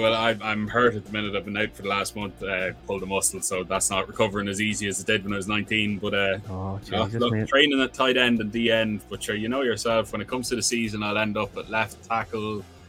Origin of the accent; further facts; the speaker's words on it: County Louth, Ireland; I'm from Louth, just the very south tip of it.